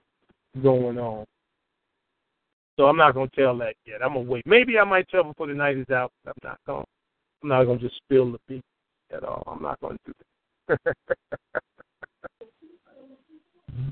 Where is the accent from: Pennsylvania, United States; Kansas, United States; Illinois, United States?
Illinois, United States; Chicago; I'm from Chicago